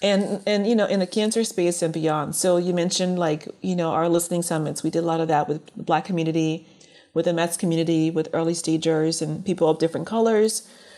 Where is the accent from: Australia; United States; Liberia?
Liberia; born there; moved away; being that I was born in Liberia and immigrated here, I didn't think of color as being an issue at first.